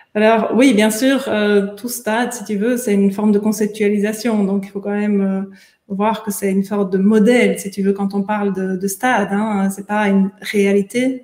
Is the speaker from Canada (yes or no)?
no; Belgium; moved away as an adult; also born or lived in United States; je suis belge